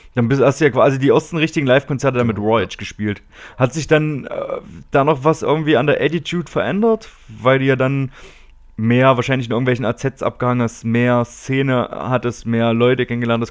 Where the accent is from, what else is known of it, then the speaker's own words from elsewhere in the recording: area around Erfurt, Thuringia, Germany; die Ecke, wo ich herkomme